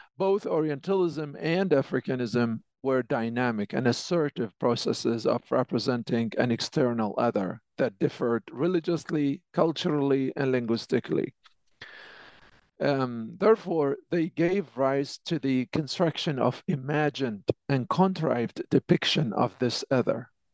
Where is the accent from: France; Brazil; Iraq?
Iraq; Basra, Basra Governorate; moved away as an adult; also born or lived in Baghdad, Iraq; now in Canada; I was born and raised in Basra, which is the second largest city in the south of Iraq